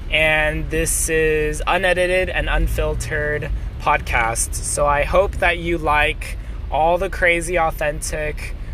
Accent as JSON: {"language": "English", "country": "China", "tie": "born or raised there", "said": "I grew up in China, but I'm a US citizen and I'm Korean. And it makes it hard for me to say where I'm from."}